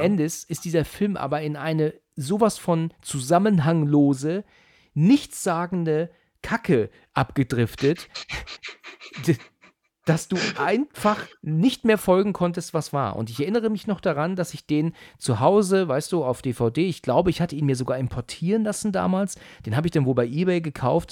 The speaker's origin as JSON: {"language": "German", "country": "Germany", "said": "bei uns in Deutschland"}